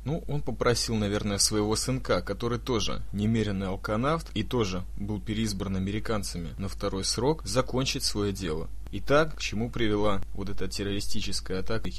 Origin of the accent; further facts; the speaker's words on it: Israel; я сам из Сиона, где весь этот беспредел с самоубийцами